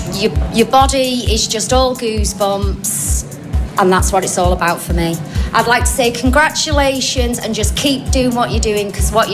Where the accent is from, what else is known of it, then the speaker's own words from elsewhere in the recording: Oldham, North West England, United Kingdom; I am a grand old age of 43, and I'm from sunny Oldham.